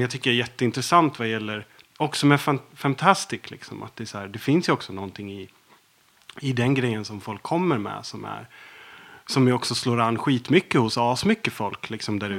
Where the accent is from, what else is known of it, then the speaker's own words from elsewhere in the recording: Dalarna County, Sweden; jag är uppvuxen i Dalarna